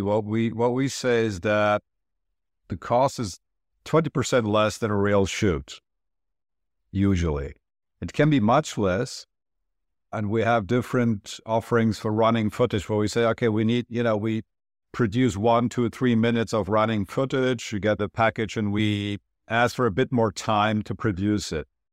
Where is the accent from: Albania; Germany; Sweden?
Germany; moved away; also born or lived in Turkey / New York; I'm originally from Turkey, but I grew up in Germany